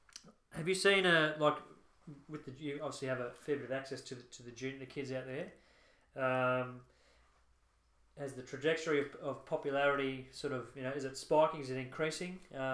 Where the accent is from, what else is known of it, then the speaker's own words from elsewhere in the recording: Canberra, Australian Capital Territory, Australia; I'm from Canberra.